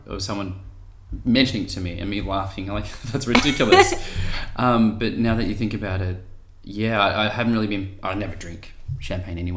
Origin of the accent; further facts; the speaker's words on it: Australia; I'm from Australia